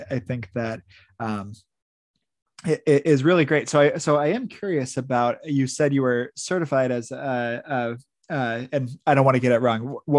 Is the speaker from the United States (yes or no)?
yes; Midwest, United States; I grew up in the Midwest.